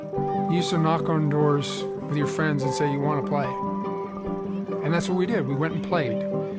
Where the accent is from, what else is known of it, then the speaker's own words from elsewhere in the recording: Brantford, Ontario, Canada; When I was 10 years old, I played in a minor hockey team in my hometown, Brantford, Ontario.